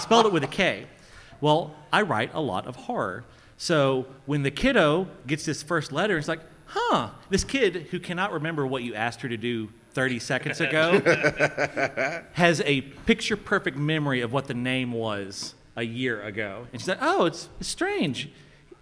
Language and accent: English; South Alabama, United States; I'm from South Alabama.